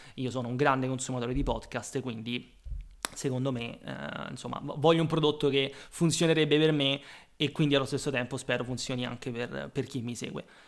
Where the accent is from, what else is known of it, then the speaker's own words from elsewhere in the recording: Rome, Lazio, Italy; moved away as an adult; also born or lived in London; now in Rome, Italy; sono nato a Roma, come probabilmente si potrà dedurre dall'accento